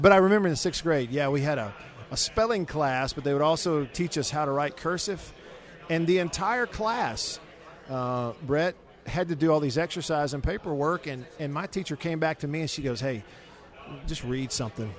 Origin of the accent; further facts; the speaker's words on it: Russellville, Alabama, United States; moved away; I went to grade school there